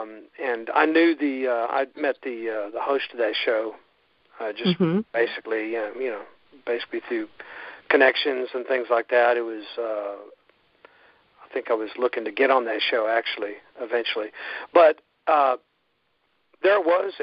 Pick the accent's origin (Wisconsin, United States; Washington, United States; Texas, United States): Texas, United States; Houston; also born or lived in Spain; now in Austin, United States; I'm from Houston, so I'm an immigrant, actually.